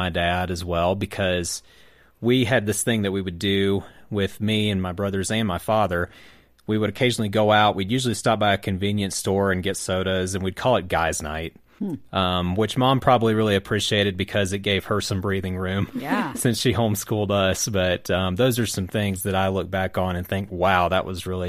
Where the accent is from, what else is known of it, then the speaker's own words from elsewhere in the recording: South Carolina, United States; Definitely thinking about my hometown, which is in South Carolina. I came from an all-boy family, so we shared the same room together.